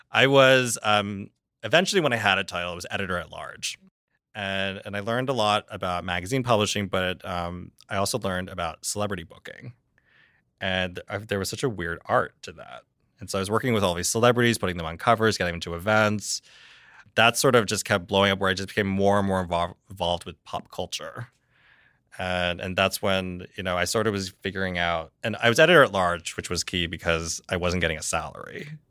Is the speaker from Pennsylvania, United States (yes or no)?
yes; Reading, Pennsylvania, United States; I born and raised in Reading, Pennsylvania